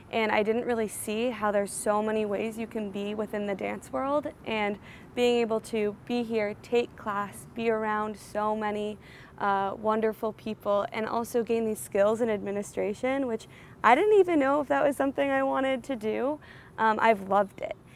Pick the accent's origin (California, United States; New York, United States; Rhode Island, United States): Rhode Island, United States; Providence; Um, I'm from Providence, Rhode Island